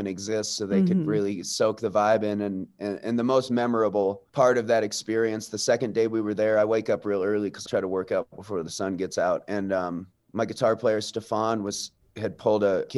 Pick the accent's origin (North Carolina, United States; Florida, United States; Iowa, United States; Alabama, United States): Iowa, United States; Des Moines; moved away as an adult; also born or lived in Chicago; now in Montana, United States; I grew up in Des Moines. I was born out here in Montana, but I grew up in Des Moines. We moved there when I was about 8